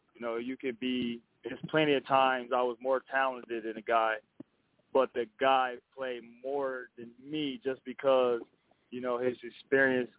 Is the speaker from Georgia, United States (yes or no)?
no; Flint, Michigan, United States; born or raised there